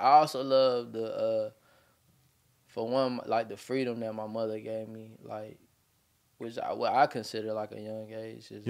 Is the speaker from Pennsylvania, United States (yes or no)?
no; Edgefield County, South Carolina, United States; born or raised there; also born or lived in Atlanta